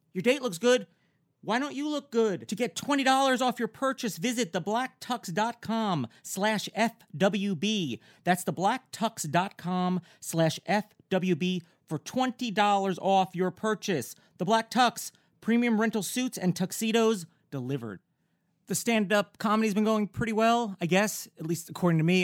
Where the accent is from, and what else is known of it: Newburgh, New York, United States; born or raised there; moved away as an adult; also born or lived in Bergen County, New Jersey; now in Los Angeles, United States